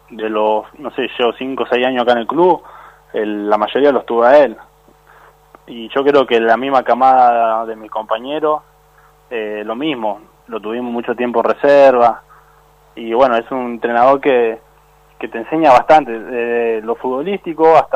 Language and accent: Spanish; Lanús, Buenos Aires Province, Argentina; Sí, vengo de Lanús.